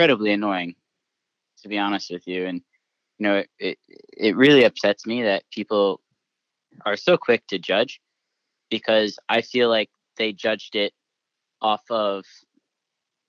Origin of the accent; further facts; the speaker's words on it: United States; that's my home country. That's my heritage. That's where my family's from. That's where I grew up